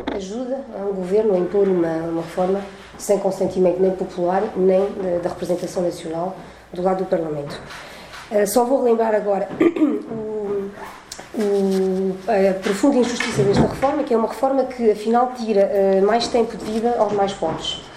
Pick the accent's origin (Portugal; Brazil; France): France; continuo a residir em França, na cidade onde nasci, uh, já há 45 anos